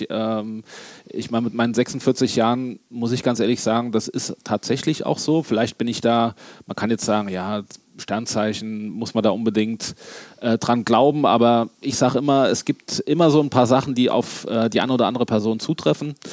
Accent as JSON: {"language": "German", "town": "Gerolstein", "region": "Rhineland-Palatinate", "country": "Germany", "said": "wenn du sagst, ich komme aus Gerolstein, ja klar"}